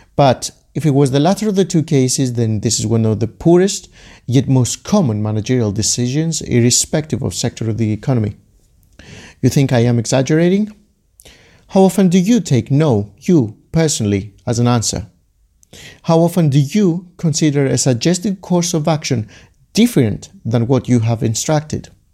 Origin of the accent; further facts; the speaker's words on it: Greece; Growing up in Greece like I did